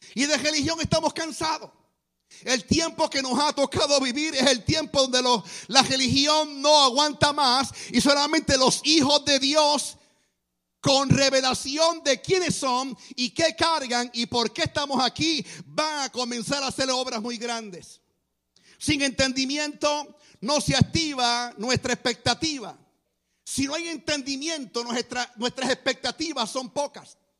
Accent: Guaynabo, Puerto Rico; yo soy de Guaynabo, Puerto Rico. Es un pueblo cerca de San Juan.

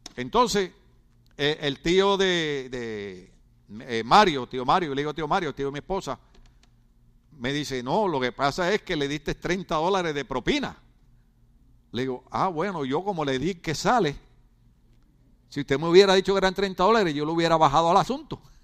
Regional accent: Ponce, Puerto Rico; moved away; yo soy puertorriqueño igual que él, yo soy de Ponce igual que él y soy de la playa igual que él

